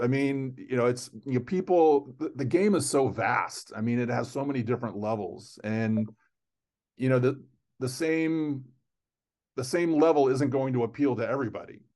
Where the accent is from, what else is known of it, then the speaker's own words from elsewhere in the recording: Fort Lauderdale, Florida, United States; I grew up in South Florida